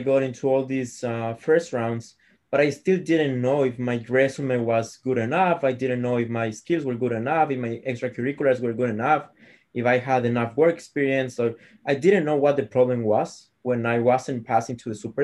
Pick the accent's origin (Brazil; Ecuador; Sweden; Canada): Ecuador; English is a second language; moved away as an adult; now in United States; I'm an international student. I am from Ecuador. As you can see, I have this thick accent